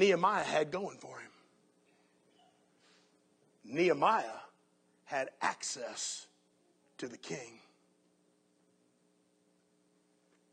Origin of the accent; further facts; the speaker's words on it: United States; as American Christians